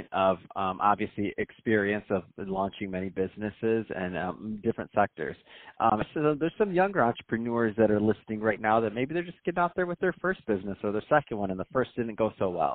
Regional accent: Michigan, United States; I'm from Michigan

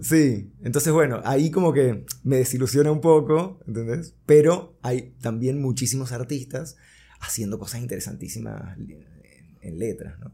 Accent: Caracas, Capital District, Venezuela; also born or lived in Buenos Aires, Argentina; llegué a Caracas como cuando tenía cinco años. Wow. Así que bueno, me crié acá en Caracas.

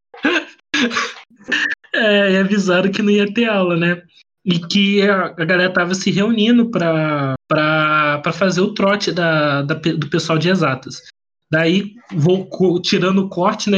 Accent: Volta Redonda, Rio de Janeiro, Brazil; eu sou de Volta Redonda

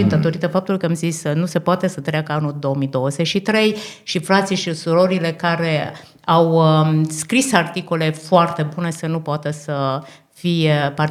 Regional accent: Austria; suntem din Austria, suntem în vizită în Australia, deci uh, de trei săptămâni.

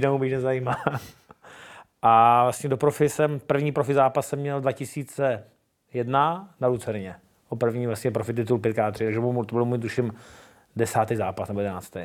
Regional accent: Brno, South Moravian Region, Czechia; Jsem hrdý Čech, jsem hrdý Brňák, přesně tak. Mám to rád, své město

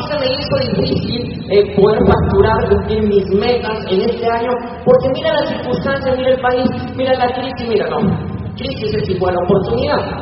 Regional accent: Colombia; moved away; also born or lived in Venezuela; yo soy de Colombia para los que no sabían.

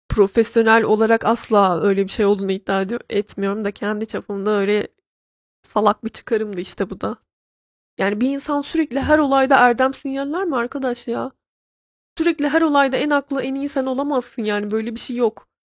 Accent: Trabzon, Turkey; born or raised there

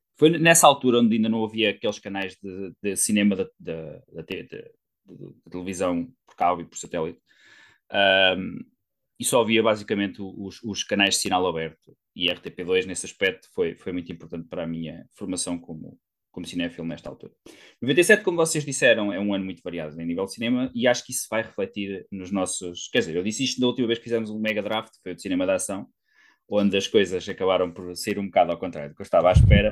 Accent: Coimbra, Centro, Portugal; eu sou de Coimbra

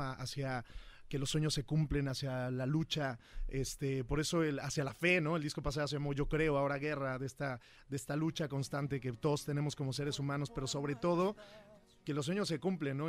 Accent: Huamantla, Tlaxcala, Mexico; Yo vengo de Tlaxcala, como lo hablamos, de un pueblo pequeño que se llama Huamantla, y crecí ahí

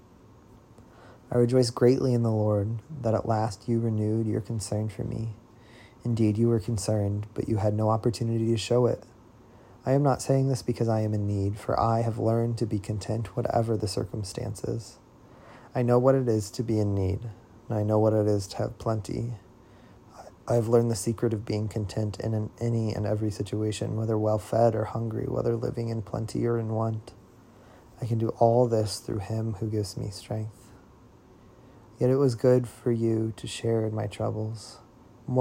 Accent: Central Illinois, United States; born or raised there; now in Nashville, United States

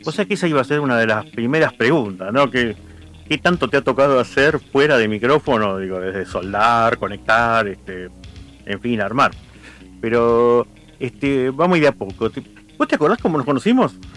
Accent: Quilmes, Buenos Aires Province, Argentina; soy de Quilmes

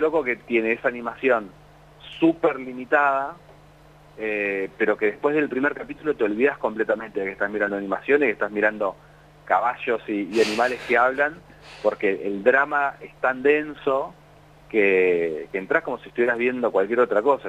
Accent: La Plata, Buenos Aires Province, Argentina; yo soy de La Plata

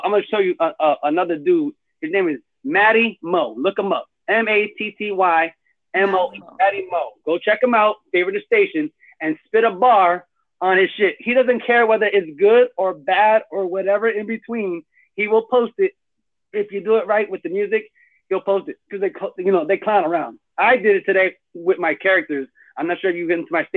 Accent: Orlando, Florida, United States; now in Kissimmee, United States; I'm from Orlando, but I live in Kissimmee.

